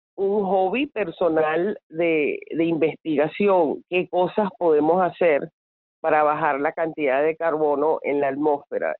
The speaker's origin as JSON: {"language": "Spanish", "country": "Venezuela", "said": "siendo venezolana"}